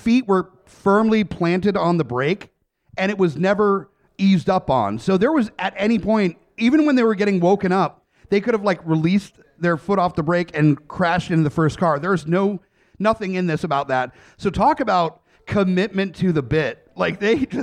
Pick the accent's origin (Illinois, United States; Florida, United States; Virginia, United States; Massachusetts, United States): Virginia, United States; Richmond; I'm from Richmond, where we know our point levels a little bit better